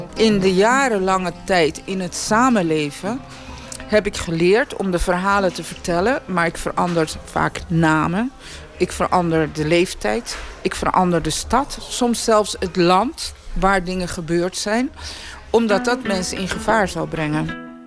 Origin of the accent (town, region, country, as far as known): Netherlands